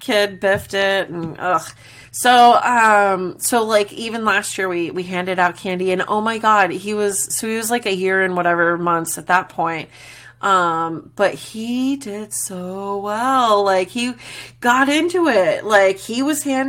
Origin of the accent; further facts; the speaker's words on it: Glendale, United States; moved away; also born or lived in Worcester, Massachusetts; I grew up in Glendale and then also even in Worcester, in Massachusetts